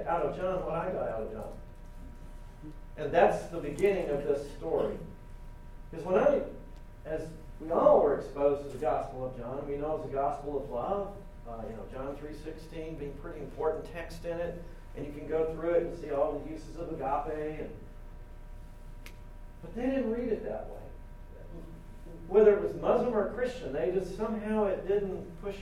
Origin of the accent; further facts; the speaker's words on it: United States; moved away; Americans, we're very individualistic.